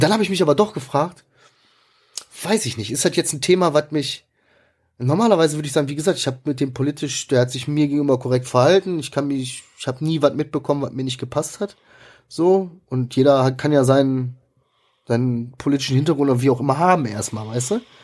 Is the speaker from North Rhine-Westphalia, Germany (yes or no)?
yes; Ruhr area, North Rhine-Westphalia, Germany; ich bin im Ruhrgebiet aufgewachsen